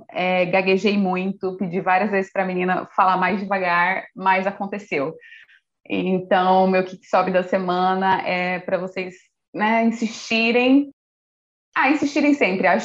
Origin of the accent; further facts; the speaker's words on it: Brazil; E no último dia, porque eu sou brasileira, uhum. deixo tudo para cima da hora.